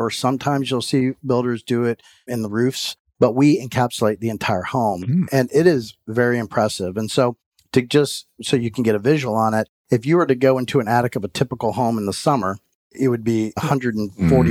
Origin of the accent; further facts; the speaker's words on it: Florida, United States; moved away as an adult; also born or lived in Houston, Texas; now in Atlanta, United States; originally from Florida, born and raised in Florida